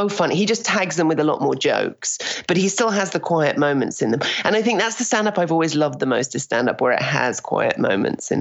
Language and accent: English; United Kingdom; moved away as an adult; now in Toronto, Canada; we're very cynical as Brits.